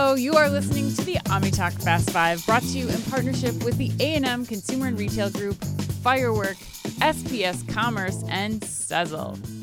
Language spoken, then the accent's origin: English; Minnesota, United States; growing up in Minnesota